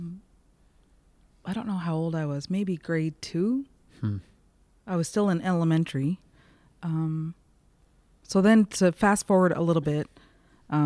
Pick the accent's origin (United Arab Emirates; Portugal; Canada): Canada; Miramichi River, New Brunswick; I grew up right on the Miramichi River and would spend most of my days either walking the beach or swimming in the river